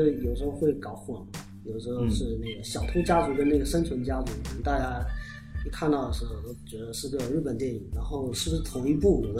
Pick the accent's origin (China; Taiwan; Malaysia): China; 我们中国人